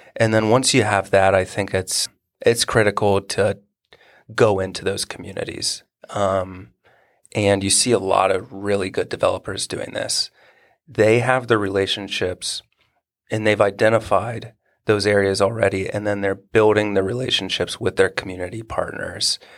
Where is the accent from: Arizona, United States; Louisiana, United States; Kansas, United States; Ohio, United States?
Ohio, United States; Marysville; I grew up in Marysville and, you know, Honda came here in the eighties and set up.